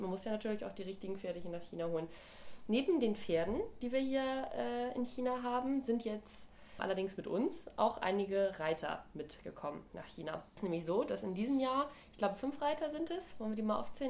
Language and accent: German; Germany; bei uns in Deutschland